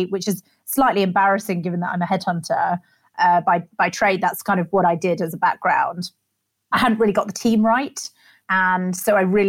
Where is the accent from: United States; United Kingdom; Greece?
United Kingdom; rural Staffordshire, West Midlands; moved away as an adult; also born or lived in Sri Lanka / London; And I was brought up in rural Staffordshire and then moved down to London for university.